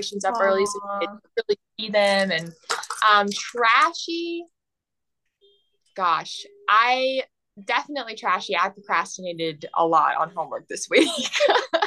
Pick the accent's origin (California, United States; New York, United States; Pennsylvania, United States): California, United States; Southern; moved away as an adult; now in Texas, United States; I am a proud Texan, although I'm originally from Southern California. The Navy brought me here.